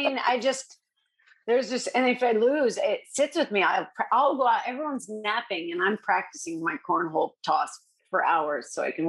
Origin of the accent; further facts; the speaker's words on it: Iowa, United States; also born or lived in Colorado; I'm from Colorado. I spent 4 years there before moving here. And I'm originally from Iowa.